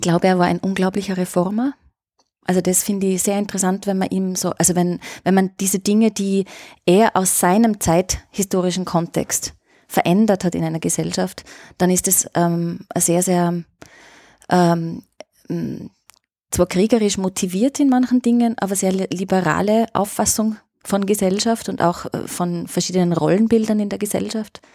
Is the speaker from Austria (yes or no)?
yes; Austria; bei uns in Österreich